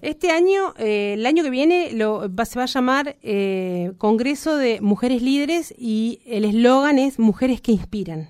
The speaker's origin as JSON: {"language": "Spanish", "country": "Argentina", "said": "Nos merecemos como Argentina, como argentinos"}